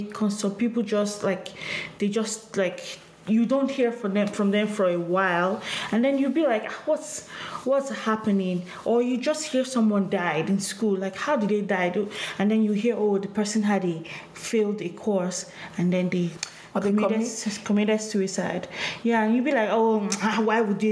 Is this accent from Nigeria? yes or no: yes; Nigeria; moved away; Growing up in Nigeria